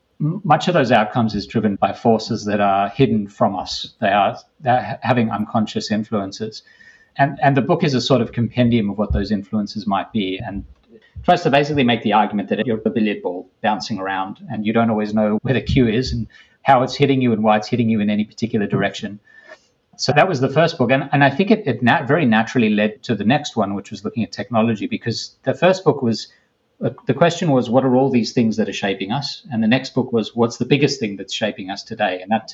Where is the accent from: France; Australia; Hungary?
Australia; moved away as an adult; now in United States; I came to the US from Australia to do a PhD almost 20 years ago.